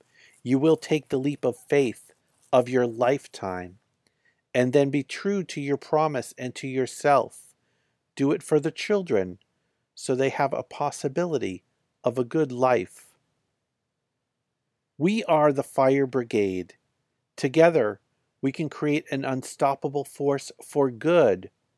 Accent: California, United States; After nearly a year on the road, I came back to California to wrap up the tour in my home state

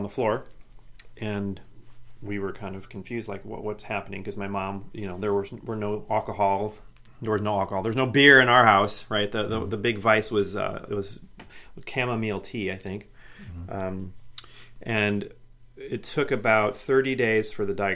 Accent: Midwest, United States; moved away; also born or lived in Portland; when you're growing up in the Midwest

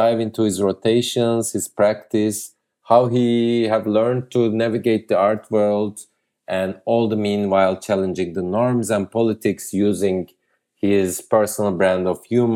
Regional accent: Ankara, Turkey; still studying in my hometown Ankara

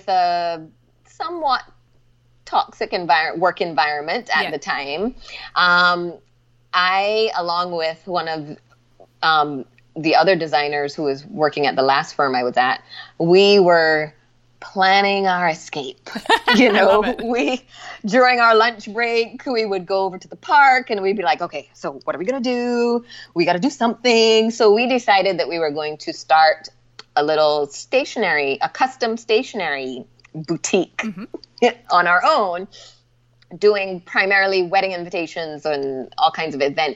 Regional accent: Barbados; moved away; also born or lived in Atlanta; I was born and raised in Barbados.

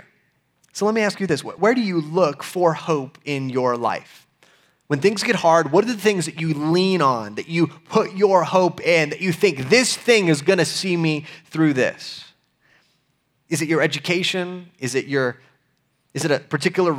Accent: United States; we as American, 21st century Americans

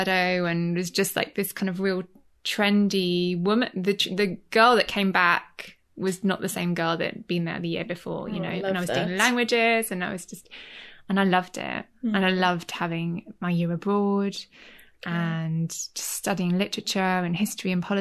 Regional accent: Leeds, Yorkshire and the Humber, United Kingdom; moved away as an adult; also born or lived in London / Florence; now in Cornwall, United Kingdom; I'm from Yorkshire. I'm from Leeds.

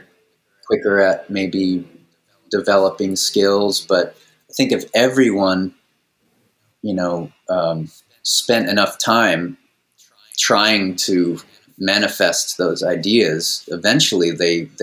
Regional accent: Maui, Hawaii, United States; I spent a lot of years growing up on Maui

